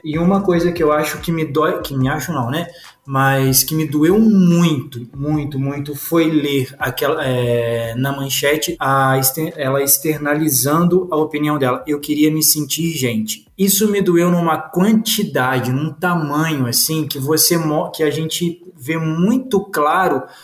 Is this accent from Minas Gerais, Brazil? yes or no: yes; Juiz de Fora, Minas Gerais, Brazil; Eu fui assistido pela LBV durante um tempo, é, lá na minha cidade, lá em Juiz de Fora